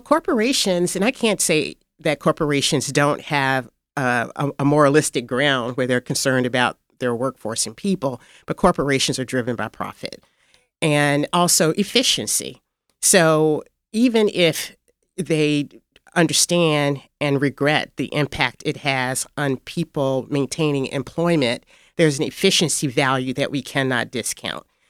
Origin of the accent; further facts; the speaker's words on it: Fayette County, Tennessee, United States; moved away as an adult; also born or lived in Washington; now in Memphis, United States; I was born in Fayette County, Tennessee